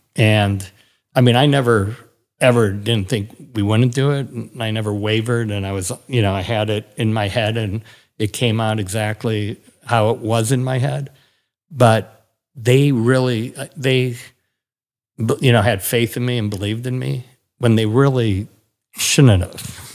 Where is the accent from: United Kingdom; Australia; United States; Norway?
United States; Milwaukee, Wisconsin; moved away; I grew up in Milwaukee